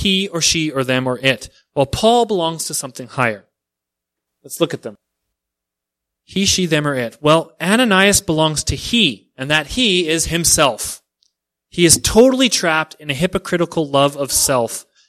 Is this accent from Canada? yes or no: yes; Canada; I'm Canadian